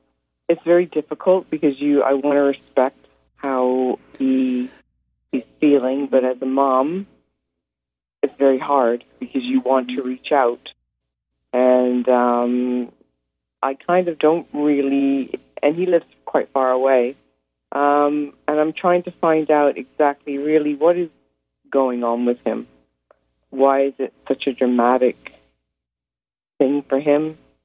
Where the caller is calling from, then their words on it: Toronto, Ontario, Canada; I'm from Toronto. I'm calling from Toronto, Canada.